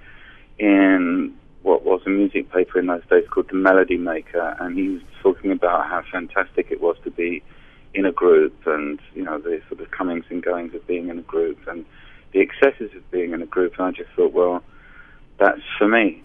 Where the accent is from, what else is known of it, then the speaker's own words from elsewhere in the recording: London, United Kingdom; I was born in Greenwich in London